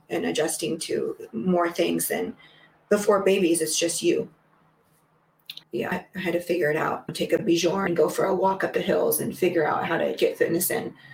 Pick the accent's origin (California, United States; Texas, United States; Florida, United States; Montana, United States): California, United States; I grew up in California